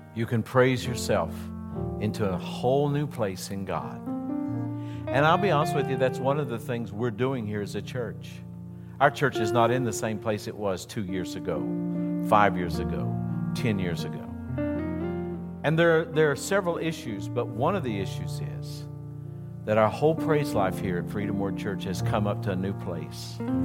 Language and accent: English; West Virginia, United States; I am from West Virginia